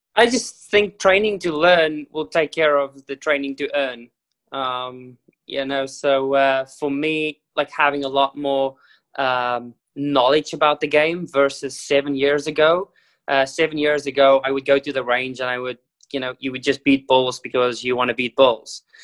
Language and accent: English; South Africa; I was born in South Africa